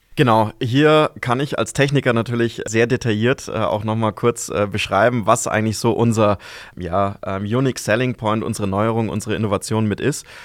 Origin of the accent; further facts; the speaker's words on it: Fichtelgebirge, Bavaria, Germany; moved away as an adult; now in Amberg, Germany; Ich komme eigentlich aus dem Fichtelgebirge